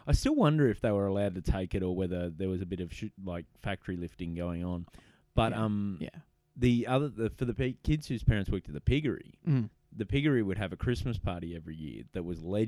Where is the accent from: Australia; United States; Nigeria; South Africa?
Australia; Newcastle, New South Wales; I'm from Newcastle, I grew up in Newcastle